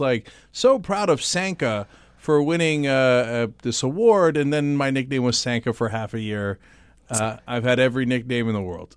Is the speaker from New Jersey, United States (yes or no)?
yes; East Brunswick, New Jersey, United States; born or raised there; also born or lived in Istanbul, Turkey